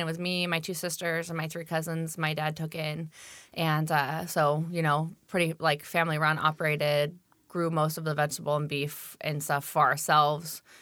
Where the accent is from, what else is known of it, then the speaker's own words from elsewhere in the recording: Tenino, Washington, United States; I grew up in Tenino, Washington